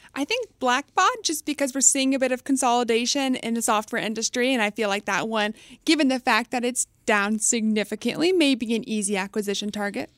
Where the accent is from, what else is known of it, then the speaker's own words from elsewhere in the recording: Texas, United States; I was raised in Texas, so I'll always be a loyal Bucky's fan.